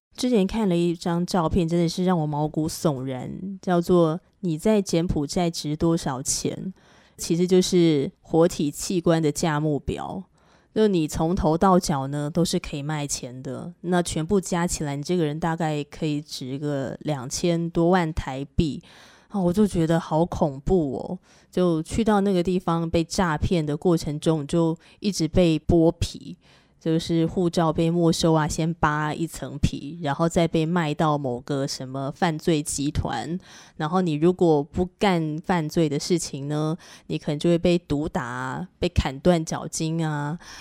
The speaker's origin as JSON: {"language": "Chinese", "country": "Taiwan", "said": "我们台湾人想要去赚钱"}